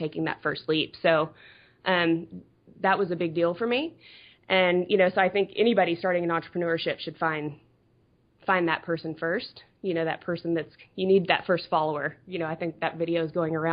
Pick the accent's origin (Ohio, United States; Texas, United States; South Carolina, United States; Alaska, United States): Texas, United States; Dallas; moved away as an adult; now in Florida, United States; I was born and raised in Texas, in Dallas.